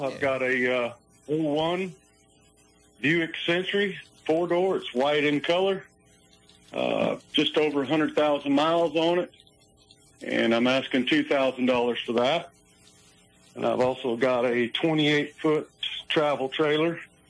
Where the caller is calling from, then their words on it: Fanning Springs, Florida, United States; From Fanning Springs.